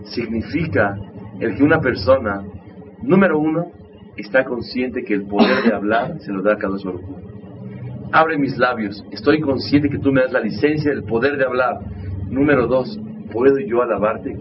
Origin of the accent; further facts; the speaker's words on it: Mexico; también soy mexicano, crecimos en un ambiente